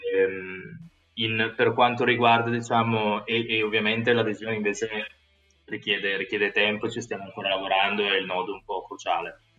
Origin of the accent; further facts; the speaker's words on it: Italy; moved away as an adult; also born or lived in United States / United Kingdom / Singapore; sono veramente stato fortunato a nascere e crescere in Italia